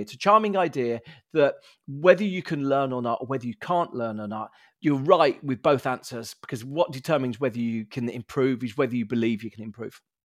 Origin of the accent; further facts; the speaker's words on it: Birmingham, West Midlands, United Kingdom; a Brummie, grew up in the council estate in Birmingham